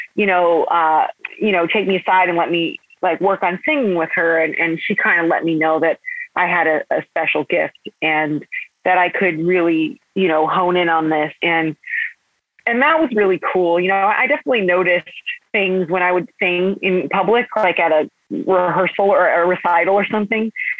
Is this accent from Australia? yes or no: no; Parma, Ohio, United States; I grew up in Parma, Ohio